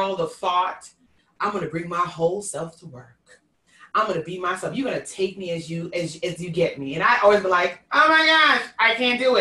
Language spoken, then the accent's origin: English; New York City, New York, United States; accent: Queens; I'm a New Yorker with a Queens accent and I have a Jamaican accent